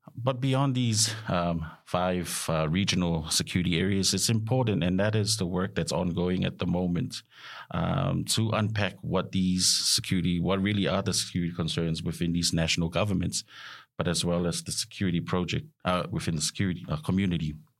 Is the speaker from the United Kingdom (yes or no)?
no; Samoa; moved away as an adult; also born or lived in New Zealand / Australia; I'm also from Samoa, uh, having grown up uh, through my education, uh, high school, primary school, and high school